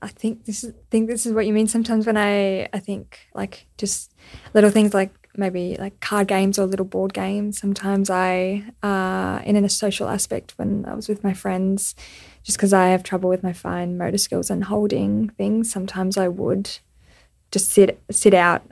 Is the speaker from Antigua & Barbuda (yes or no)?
no; Australia; I explained, oh, I'm an Australian cyclist, I've got cerebral palsy